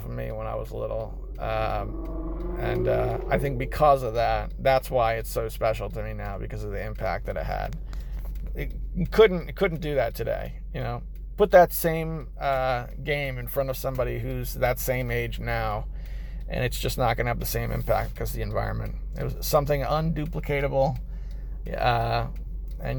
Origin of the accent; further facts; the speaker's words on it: United States; as an American